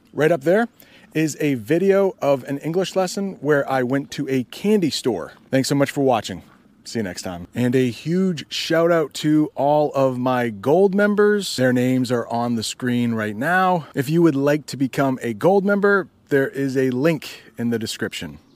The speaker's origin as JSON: {"language": "English", "country": "United States", "said": "I am an American"}